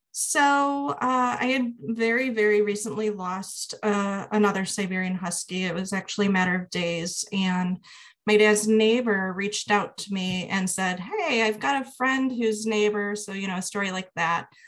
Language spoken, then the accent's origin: English; Midwest, United States; I'm from the Midwest and I work in higher education